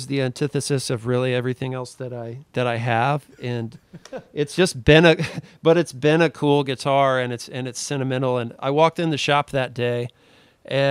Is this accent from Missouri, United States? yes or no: yes; Missouri, United States; moved away; I'm originally from Missouri